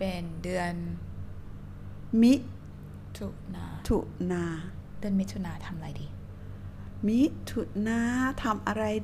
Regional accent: Bangkok, Thailand; แม่ฉันอยู่กรุงเทพ ฉันเป็นคนกรุงเทพ

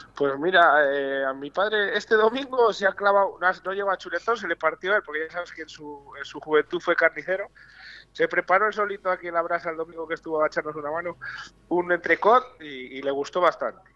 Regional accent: Bamba, Castile and León, Spain; moved away; es mi pueblo

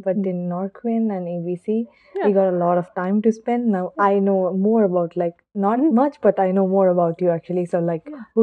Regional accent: Chennai, Tamil Nadu, India; first language Tamil; English is a second language; moved away as an adult; now in Stockholm, Sweden; I'm from a city called Chennai. So I speak a language called Tamil. So in India, we speak a lot of languages. So I speak this language. And yeah, this is where I'm from. So I mean, I was born and brought up in Chennai.

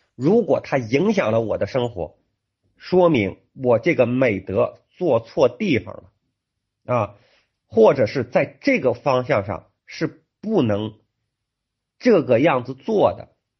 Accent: China; 我们中国人

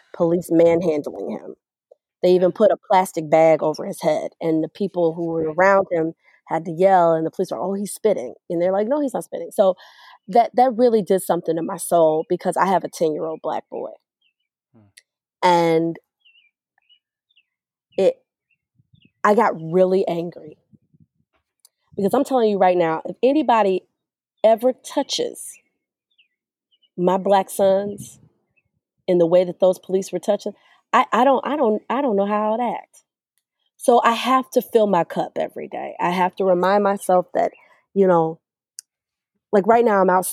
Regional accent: Evanston, Illinois, United States; also born or lived in Skokie, Illinois; growing up, going to some of the top schools in the Chicagoland area, growing up in Evanston, Skokie

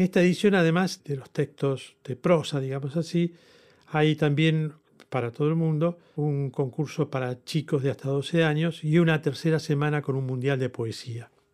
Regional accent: Argentina; con mucho orgullo, como argentino lo digo

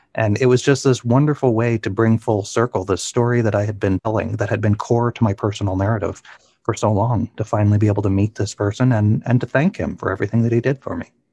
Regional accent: Cape Breton, Nova Scotia, Canada; moved away; my hometown in uh, Cape Breton, Nova Scotia

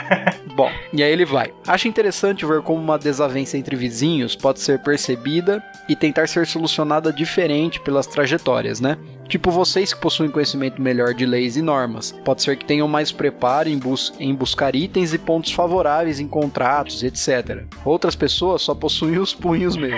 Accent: São Paulo, Brazil; pra gente que é de São Paulo

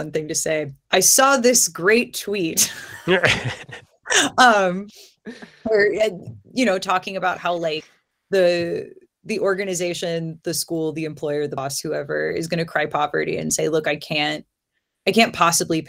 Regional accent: near Bessemer, Alabama, United States; now in Baltimore, United States; I'm from Alabama. I grew up not very far from Bessemer

